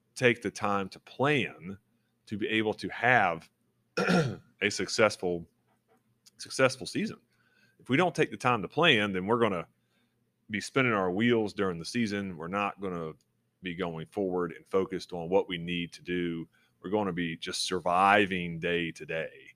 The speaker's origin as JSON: {"language": "English", "region": "Florida", "country": "United States", "tie": "born or raised there", "moved": "yes", "said": "I grew up in Florida"}